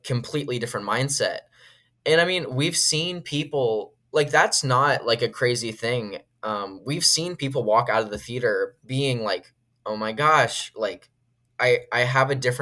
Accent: Washington, District of Columbia, United States; moved away; Washington, D.C., which is my hometown

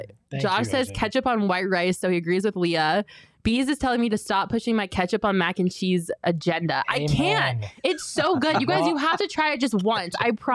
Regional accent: Colorado, United States; now in Phoenix, United States; I'm a Colorado girl. I'm from Colorado.

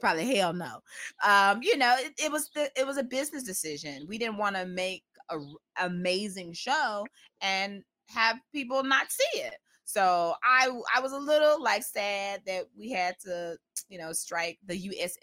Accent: Memphis, Tennessee, United States; accent: Southern; a Memphis native

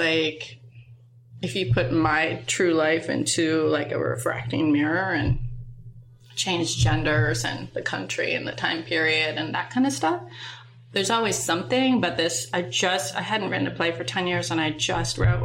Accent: Minnesota, United States; we grew up in Minnesota

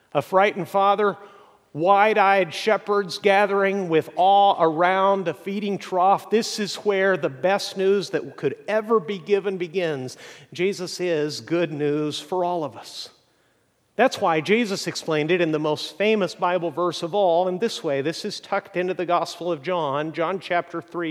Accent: Mexico; moved away; growing up in Mexico

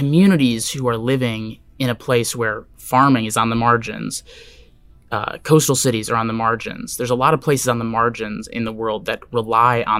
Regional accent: Wisconsin, United States; now in Seattle, United States; where I grew up in Wisconsin

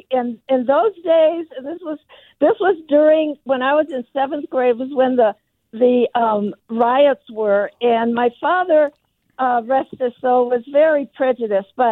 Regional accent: Cicero, Illinois, United States; now in Half Moon Bay, United States; I grew up in Cicero as well on Central Avenue and 22nd

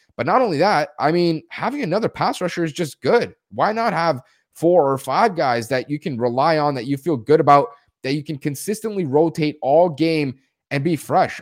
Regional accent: near Toronto, Ontario, Canada; I'm from Canada, nearby Toronto

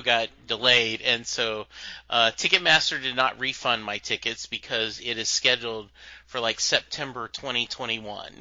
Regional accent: Louisiana, United States; Growing up in Louisiana, though, um, a very different culture

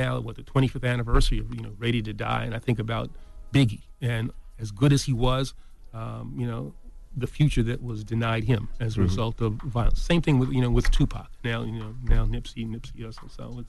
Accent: East Elmhurst, New York, United States; I'm from East Elmhurst.

